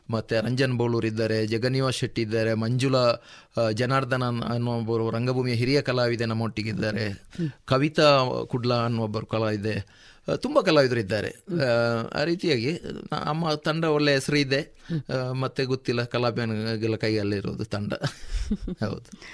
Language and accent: Kannada; Kumbra, Karnataka, India; ಪುತ್ತೂರು ನನ್ನ ಊರು ಕುಂಬ್ರ ನನ್ನ ಊರು